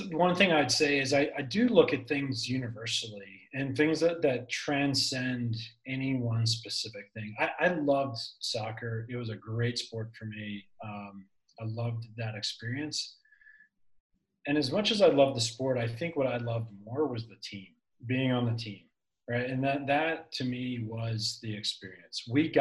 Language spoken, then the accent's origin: English; Philadelphia, Pennsylvania, United States; my hometown of Philadelphia.